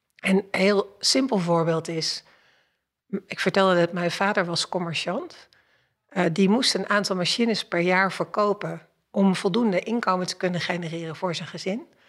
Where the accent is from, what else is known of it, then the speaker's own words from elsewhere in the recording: Kaatsheuvel, North Brabant, Netherlands; Ik ben, ik ben geboren in Kaatsheuvel. Ehm, ik was een van de weinige kinderen die haar schoolzwemmen had in het zwembad van de Efteling